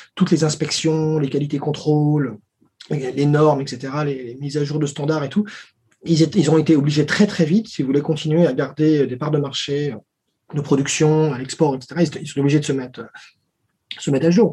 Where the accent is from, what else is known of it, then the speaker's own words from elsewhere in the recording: Paris, Île-de-France, France; moved away as an adult; also born or lived in Lyon / China; Je suis né à Paris